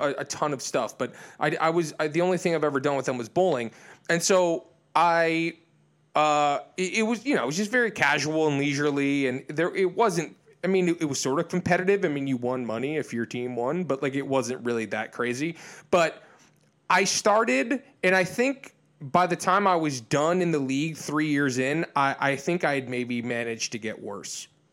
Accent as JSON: {"language": "English", "area": "outside of Detroit", "region": "Michigan", "country": "United States", "tie": "born or raised there", "also_born_or_lived": "Illinois, outside of Chicago", "moved": "yes", "said": "I was born in Michigan, sort of outside of Detroit, and, and then spent a lot of time in Illinois outside of Chicago."}